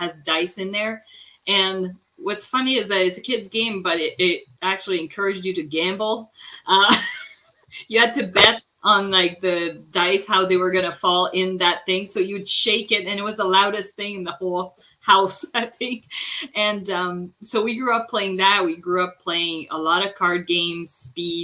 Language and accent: English; Quebec, Canada; now in near Toronto, Canada; I was born in Quebec, but I'm now right outside of Toronto, like about an hour and a bit from Toronto